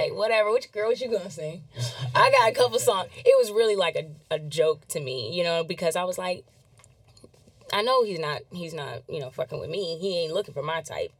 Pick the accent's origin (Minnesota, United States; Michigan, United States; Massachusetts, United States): Massachusetts, United States; born or raised there; moved away; also born or lived in Anaheim, California